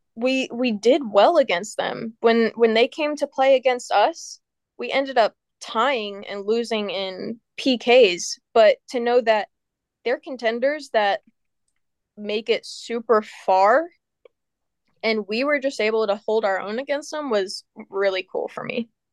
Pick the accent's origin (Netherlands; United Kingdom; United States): United States; I'm an American